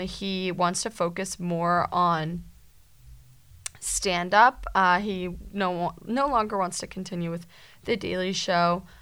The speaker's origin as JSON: {"language": "English", "region": "Massachusetts", "country": "United States", "said": "we're from Massachusetts"}